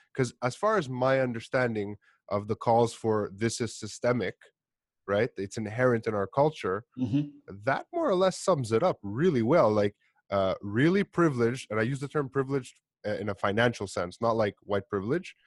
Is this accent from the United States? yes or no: no; Montreal, Quebec, Canada; I'm Greek. I grew up in Montreal